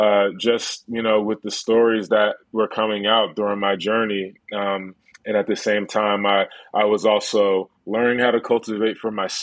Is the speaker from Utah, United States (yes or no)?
no; Plainfield, New Jersey, United States; I grew up in Plainfield, New Jersey, in a place where everybody around me was arrested for cannabis